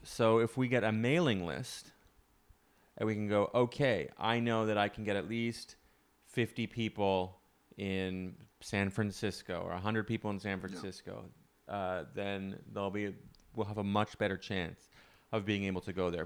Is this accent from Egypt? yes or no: no; Canada; moved away; I'm from Canada. Because our summers, although they are existent, are short.